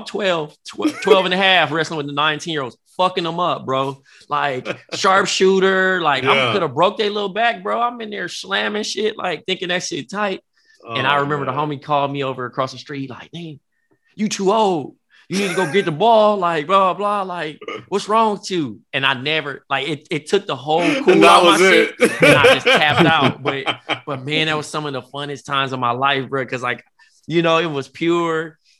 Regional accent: Compton, California, United States; I grew up in Compton

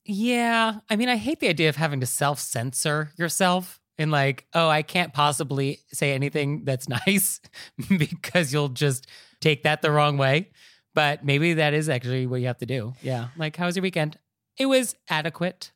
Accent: United States; as an American society

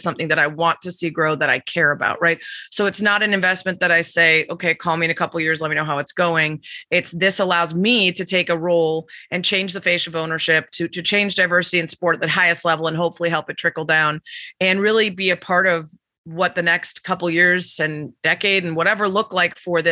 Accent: Chicago, Illinois, United States; a Chicagoan and a diehard

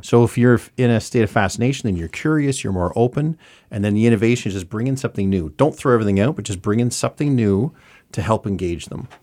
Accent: Saint John, New Brunswick, Canada; moved away as an adult; also born or lived in Ontario; now in Montreal, Canada; I grew up in Lower West Side from eighty-three, and then I moved outta here

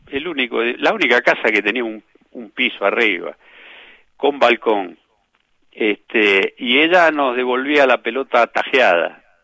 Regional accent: Floresta, Buenos Aires, Argentina; Porque, este, porque mi niñez en Floresta, ahí en, en Juan B. Justo, entre San Nicolás y Emilio marca este, fue vivir eh, jugando al fútbol a la vuelta de casa en San Nicolás.

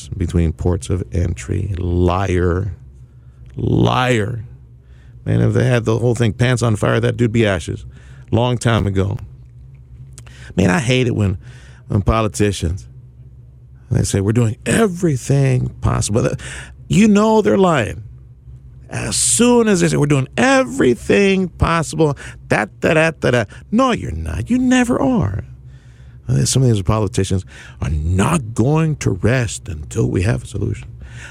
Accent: Houston, Texas, United States; now in Brownsville, United States; growing up in Southeast in Houston, as a boy

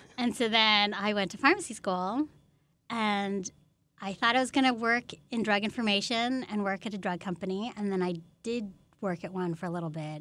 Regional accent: Menlo Park, California, United States; I grew up in Menlo Park

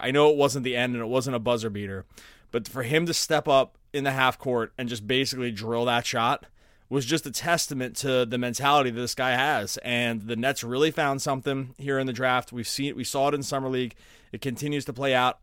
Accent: Philadelphia, Pennsylvania, United States; growing up in Philadelphia

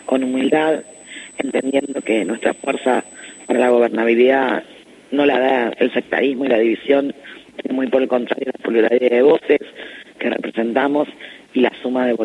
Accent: Buenos Aires Province, Argentina; La verdad que los bonaerenses estamos haciendo un trabajo muy intenso en estos días, barrio por barrio, casa por casa

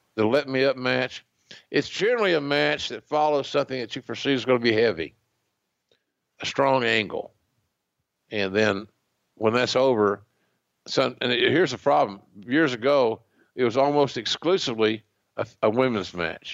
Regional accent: Oklahoma, United States; another Okie

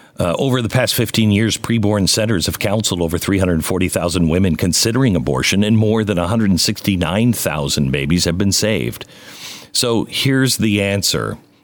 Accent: Pacific Northwest, United States; I grew up in the Pacific Northwest

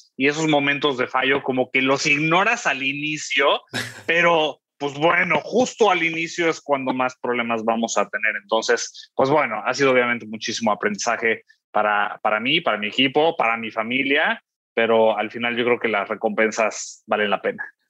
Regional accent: Mexico; yo soy mexicano

